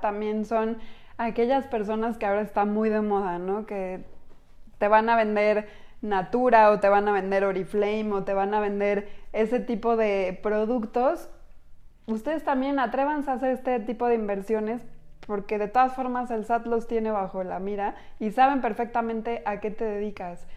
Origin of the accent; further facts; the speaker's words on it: Mexico; como mexicanos responsables